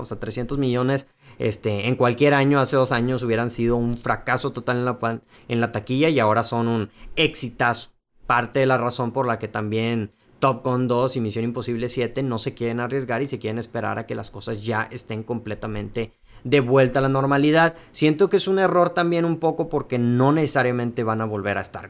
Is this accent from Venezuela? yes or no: no; Mexico; somos mexicanos